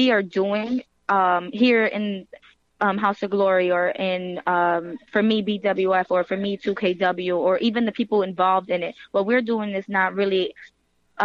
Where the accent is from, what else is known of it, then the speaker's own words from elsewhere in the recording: New York City, New York, United States; And I'm from New York and I'm from the Bronx